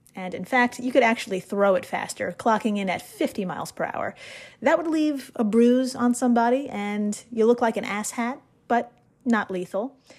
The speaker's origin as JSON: {"language": "English", "country": "United States", "said": "As an American"}